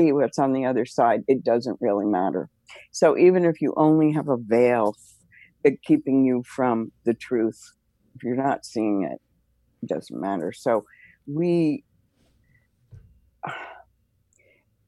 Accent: United States; also born or lived in Manhattan, New York / New Jersey / Pittsburgh; I grew up in Manhattan and New Jersey

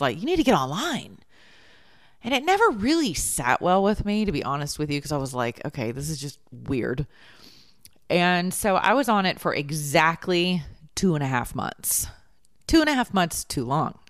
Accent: the South, United States; we're from the South.

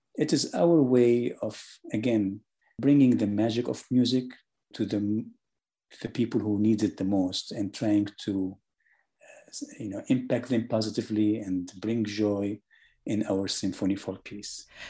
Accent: Syria; also born or lived in Germany; now in Atlanta, United States; I was born in Germany, I was raised in Syria

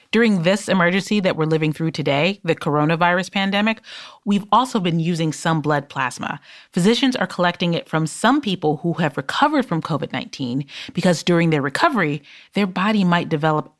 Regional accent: Detroit, Michigan, United States; there was a Charles Drew Middle School in Detroit, my hometown

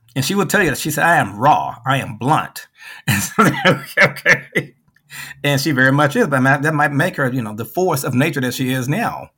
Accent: Memphis, Tennessee, United States; moved away as an adult; also born or lived in Chicago / Clearwater, Florida; I went back to Memphis, my hometown

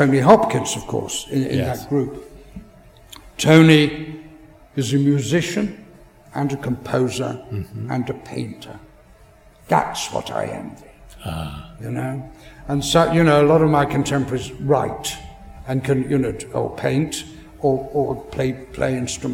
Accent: England, United Kingdom; as an Englishman

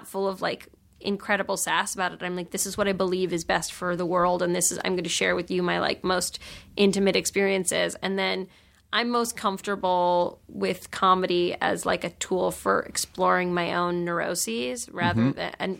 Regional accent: New York, United States; you know, I grew up in New York, and there's a lot of, like, sort of, like, that's, you know, the home of, like, you know, sassy literary gatherings and Gawker and Jezebel.

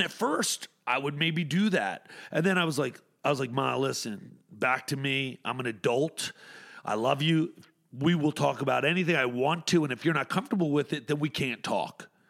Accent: Atlantic City, New Jersey, United States; I'm from Atlantic City

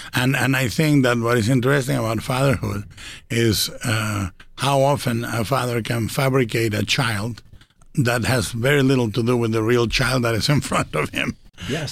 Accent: Guadalajara, Jalisco, Mexico; animated in Mexico in Guadalajara in my hometown

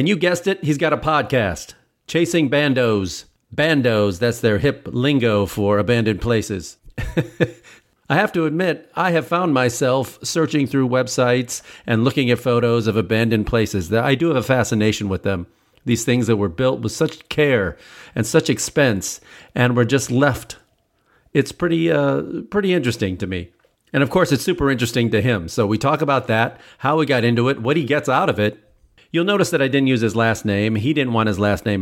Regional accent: Chicago, Illinois, United States; I'm originally from Chicago.

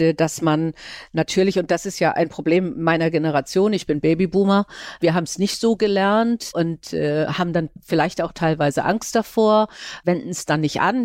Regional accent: Kiel, Schleswig-Holstein, Germany; Ich komme ja nun aus Kiel, äh, ist ja auch ziemlich klein

